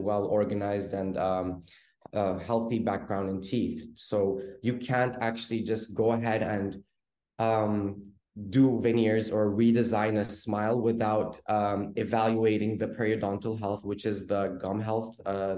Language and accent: English; Oslo, Norway; moved away as an adult; now in Istanbul, Turkey; I was born and raised in Oslo, Norway. And I decided to move to Istanbul at around 2008 to study dentistry.